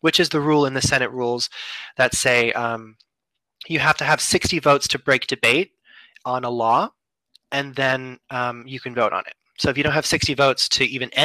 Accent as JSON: {"language": "English", "country": "United States", "said": "As an American citizen"}